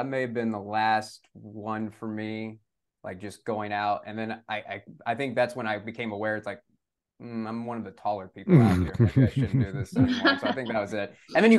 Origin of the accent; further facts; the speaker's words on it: San Antonio, Texas, United States; growing up in San Antonio, I remember more Halloweens where I was sweating in my costume than a cold.